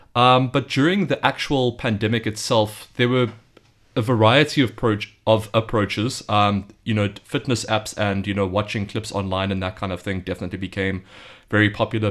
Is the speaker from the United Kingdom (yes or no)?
no; South Africa; moved away as an adult; now in Beijing, China; I'm from South Africa. I've just moved to Beijing just over a month ago